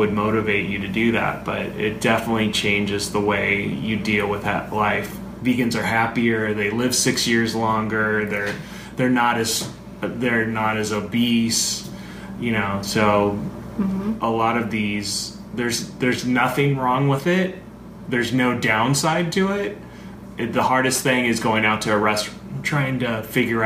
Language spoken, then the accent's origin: English; California, United States; I grew up in California eating meat for holidays and family functions.